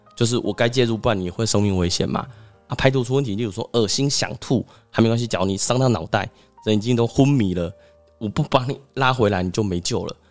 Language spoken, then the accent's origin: Chinese; Taiwan; 我们台湾人或者是我们东方人吃比较咸